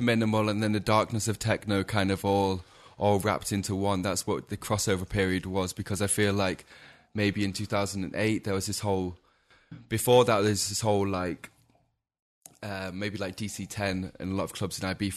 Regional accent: Macclesfield, North West England, United Kingdom; SK11 is like the postcode from my hometown

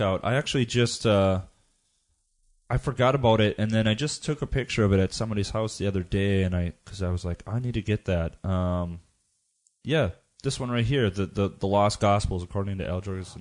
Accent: United States; I come from the American background

